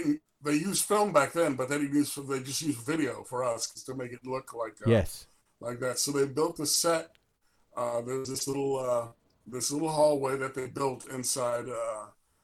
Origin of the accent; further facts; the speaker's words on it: Chicago, Illinois, United States; I'm from Chicago